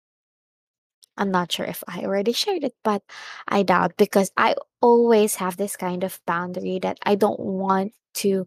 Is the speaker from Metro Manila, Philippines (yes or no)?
no; Masbate, Bicol Region, Philippines; I was born in Masbate.